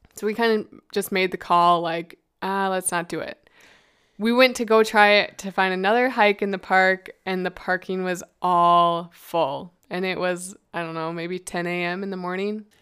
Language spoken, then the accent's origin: English; Midwest, United States; we're from the Midwest